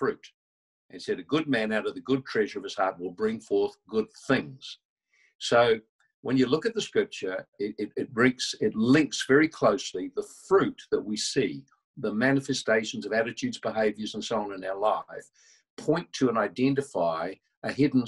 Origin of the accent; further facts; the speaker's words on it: New Zealand; I'm from New Zealand